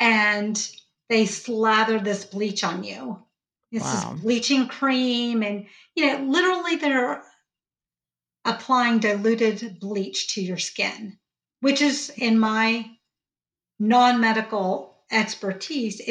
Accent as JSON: {"language": "English", "region": "Georgia", "country": "United States", "tie": "born or raised there", "accent": "Georgia twang", "said": "I was born and raised in the South. As you can tell, I have my Georgia twang going on right now."}